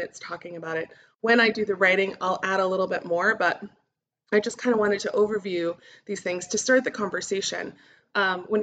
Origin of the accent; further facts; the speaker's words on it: Albuquerque, New Mexico, United States; now I am recording from Albuquerque, New Mexico, which is where I'm from